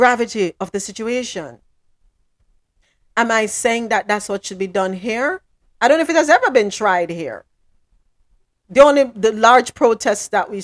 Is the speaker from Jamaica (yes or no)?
yes; Jamaica; moved away; back in Jamaica